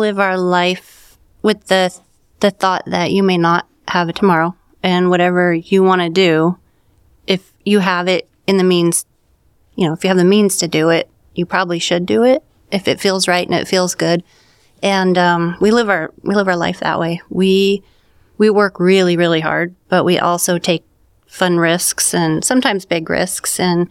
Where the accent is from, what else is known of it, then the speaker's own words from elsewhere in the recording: Bend, Oregon, United States; We grew up in Bend.